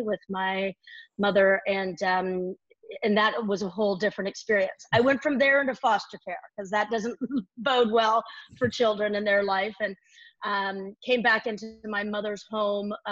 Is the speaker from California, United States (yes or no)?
yes; right outside of San Francisco, Northern California, United States; I was born and raised in Northern California, right outside of San Francisco here